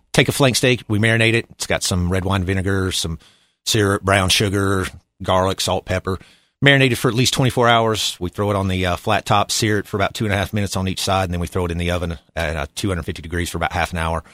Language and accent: English; Boone, North Carolina, United States; also born or lived in Washington, D.C. / Virginia Beach, Virginia; born and raised in Boone, North Carolina.